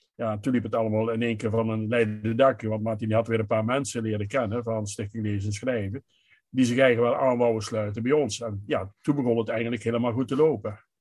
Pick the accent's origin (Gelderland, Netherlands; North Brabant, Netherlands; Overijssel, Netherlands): Gelderland, Netherlands; Hulhuizen; ik kom uit eh, Hulhuizen, dat is een buurtschap eh, van de gemeente Gent aan de gemeente Lingerwaard.